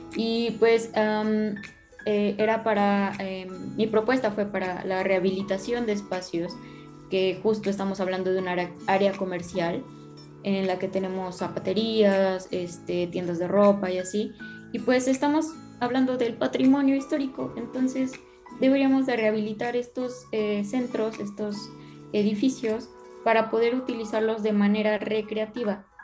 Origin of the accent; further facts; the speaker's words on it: León, Guanajuato, Mexico; moved away as an adult; now in Puebla, Mexico; soy originario de León, pero pues bueno, mi carrera la estoy estudiando en otro lado